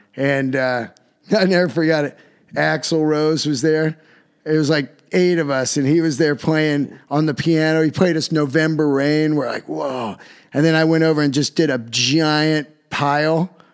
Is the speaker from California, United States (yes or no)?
yes; Yosemite, California, United States; I'm from Yosemite